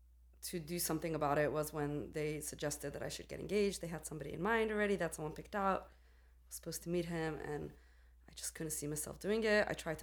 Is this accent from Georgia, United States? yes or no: no; New York City, New York, United States; moved away as an adult; also born or lived in Jerusalem, Israel / India; I was born in Jerusalem, in Israel, and I grew up in Brooklyn, New York.